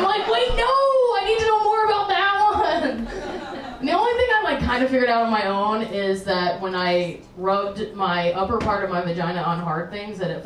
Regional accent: the South, United States; I grew up in the South

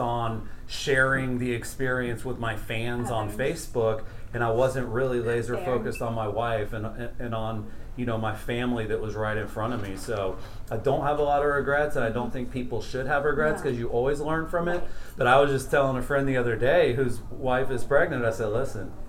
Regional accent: Orlando, Florida, United States; I'm from Orlando

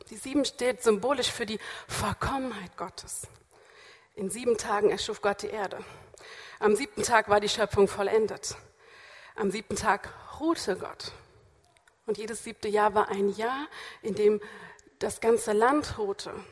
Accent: Hamburg, Germany; born there; now in Berlin, Germany; ich bin zwar nur Besuch aus Berlin, aber ich bin eigentlich gebürtige Hamburgerin

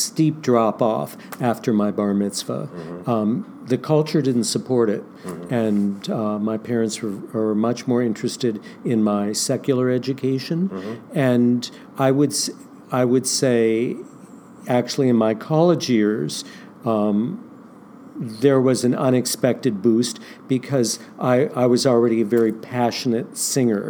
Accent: Canton, Ohio, United States; moved away; I was from Canton, Ohio

